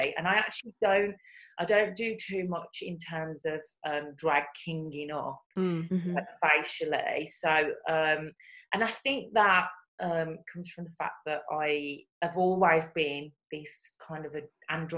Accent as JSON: {"language": "English", "town": "Birmingham", "region": "West Midlands", "country": "United Kingdom", "accent": "Brummie", "moved": "as an adult", "lives_now": "London, United Kingdom", "said": "my Brummie accent."}